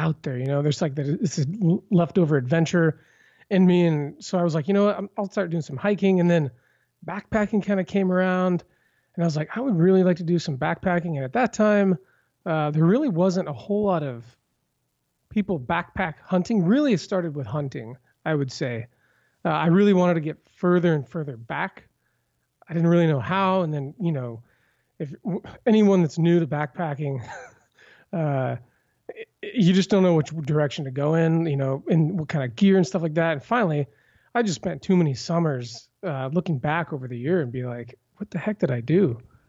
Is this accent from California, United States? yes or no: no; Vancouver, Washington, United States; I hail from Vancouver, Washington.